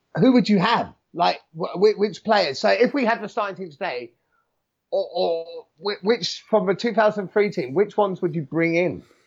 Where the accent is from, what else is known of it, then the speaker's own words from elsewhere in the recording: New Zealand; being a Kiwi